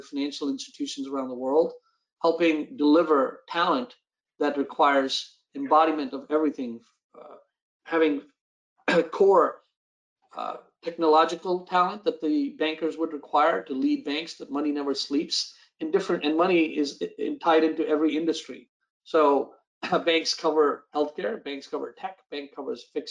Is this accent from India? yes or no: yes; India; also born or lived in East Coast, United States / Silicon Valley / Los Angeles; now in United States; Born and raised in India